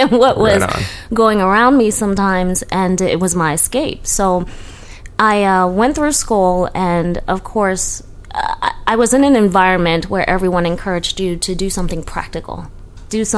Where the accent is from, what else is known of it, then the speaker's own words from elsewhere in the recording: Baltimore, Maryland, United States; moved away as an adult; also born or lived in Atlanta; growing up in Baltimore.